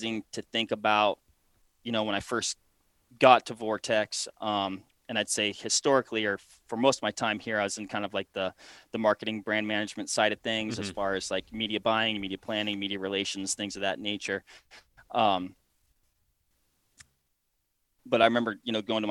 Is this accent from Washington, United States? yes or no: yes; Washington, United States; moved away as an adult; also born or lived in Sidney, Nebraska; Finished up school in Washington State, so that's my home state.